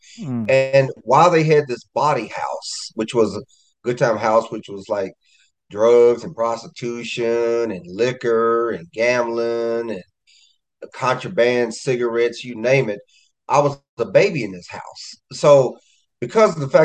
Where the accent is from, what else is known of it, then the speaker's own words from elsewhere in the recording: Kansas City, Missouri, United States; I am a resident of my hometown, Kansas City, Missouri.